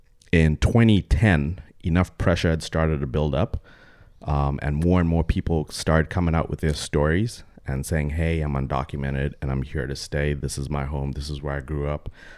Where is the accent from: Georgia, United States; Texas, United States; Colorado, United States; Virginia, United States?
Texas, United States; Growing up in Texas, a lot of my best friends are hella conservative guys.